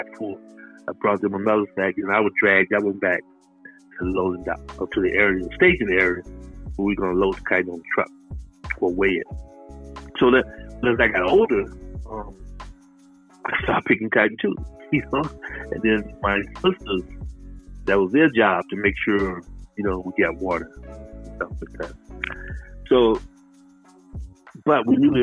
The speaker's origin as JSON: {"language": "English", "town": "Selma", "region": "Alabama", "country": "United States", "tie": "born or raised there", "moved": "yes", "said": "I was born in Selma, Alabama, and we were sharecroppers."}